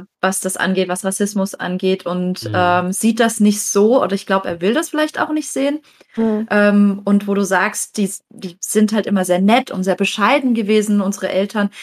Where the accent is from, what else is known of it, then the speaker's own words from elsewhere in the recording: Southern Germany, Germany; wir sind in Süddeutschland aufgewachsen